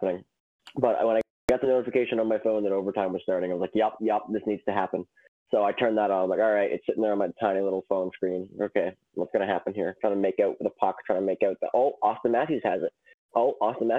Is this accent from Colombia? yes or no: no; Canada; as a Canadian